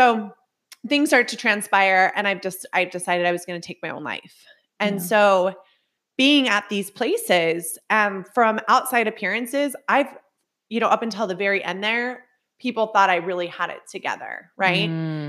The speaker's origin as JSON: {"language": "English", "region": "Utah", "country": "United States", "said": "So just like for anyone that listens, so, you know, came from broken home. I'm from Utah, right?"}